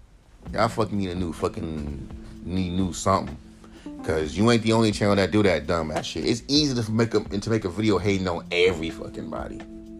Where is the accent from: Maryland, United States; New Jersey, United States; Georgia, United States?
New Jersey, United States; I'm a rapper from New Jersey.